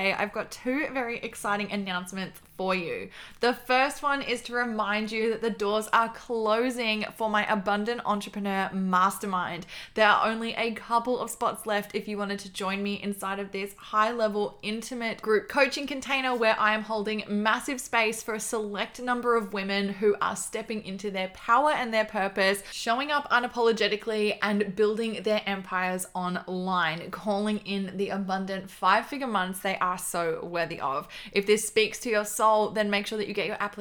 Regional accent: Melbourne, Victoria, Australia; We are both from Melbourne in Australia

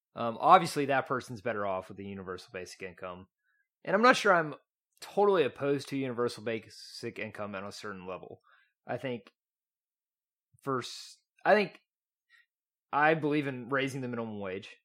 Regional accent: East Texas, United States; accent: East Texan; I grew up in East Texas.

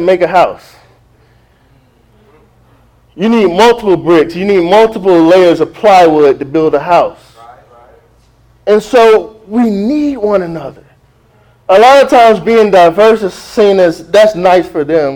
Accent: South Florida, United States; I'm from South Florida

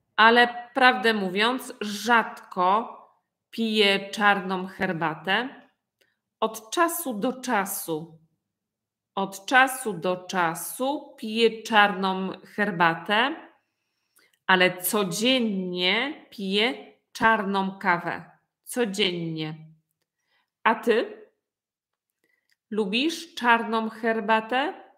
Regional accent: Poland; jestem z Polski

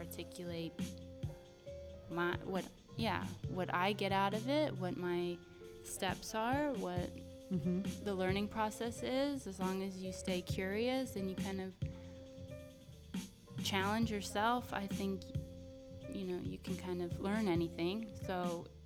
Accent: New Jersey, United States; now in California, United States; I'm from New Jersey

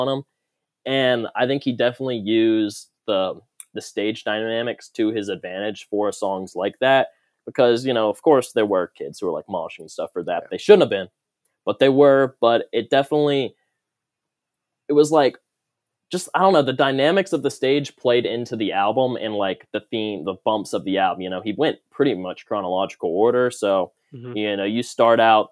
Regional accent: North Carolina, United States; I'm from North Carolina

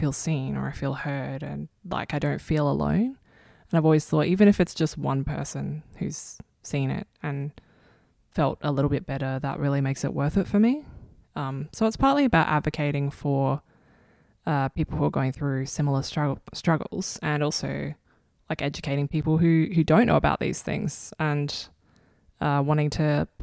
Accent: Adelaide, South Australia, Australia; I was born in Adelaide

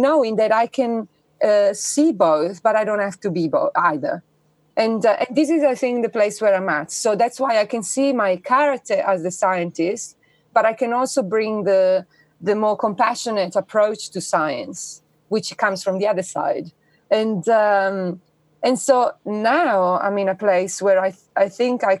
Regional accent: Italy; I was born in Italy, which is the quintessential, you know, Catholic country

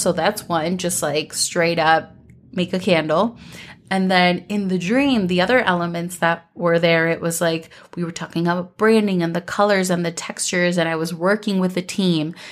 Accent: Minnesota, United States; growing up in Minnesota

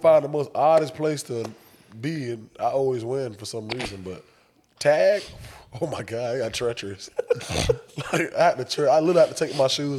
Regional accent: Jacksonville, Florida, United States; Jacksonville for me, it's not as good or bad as everybody like me, as most people like have it.

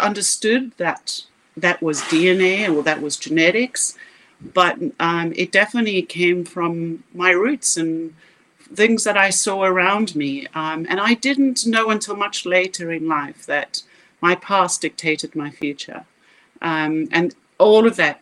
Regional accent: South Africa; If you can't hear my accent, I grew up in South Africa

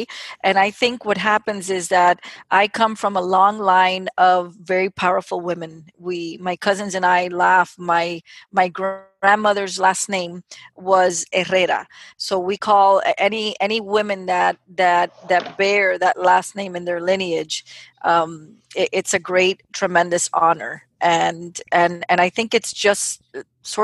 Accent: United States; I'm a first generation proud American, born to a Cuban family

